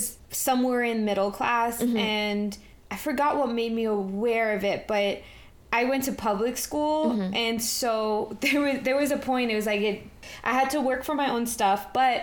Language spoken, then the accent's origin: English; New York City, New York, United States; That's how I grew up in New York City